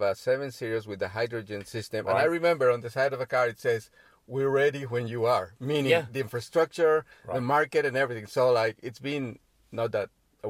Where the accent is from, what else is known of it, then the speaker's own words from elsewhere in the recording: Mexico; I'm from Mexico